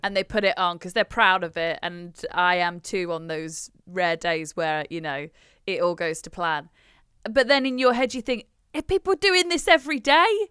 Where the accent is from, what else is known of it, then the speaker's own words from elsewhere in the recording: United Kingdom; as a British person